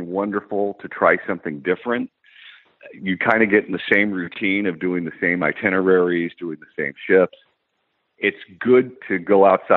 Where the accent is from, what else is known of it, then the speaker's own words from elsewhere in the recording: California, United States; as a Californian